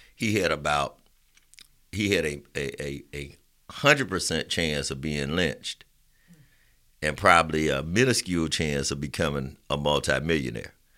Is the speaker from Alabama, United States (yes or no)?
yes; Roosevelt City, Alabama, United States; I'm from Roosevelt City.